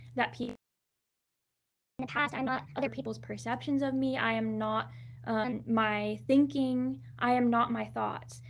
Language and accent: English; Southern California, United States; also born or lived in Anaheim, California; I was born in Anaheim